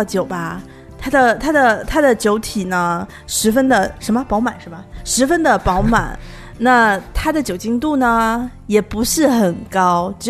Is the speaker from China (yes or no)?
yes; Haidian, Beijing, China; accent: Haidian; 可能我们海淀的口音就不是特别像。